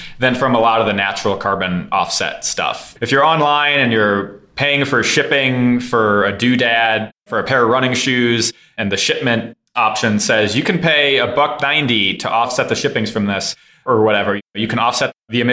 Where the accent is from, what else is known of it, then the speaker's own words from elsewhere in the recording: San Francisco, California, United States; also born or lived in Midwest; I was raised first in the Midwest and then in San Francisco, California